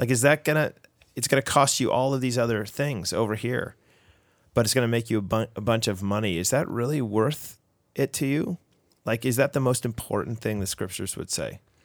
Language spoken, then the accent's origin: English; Canada; we're Canadian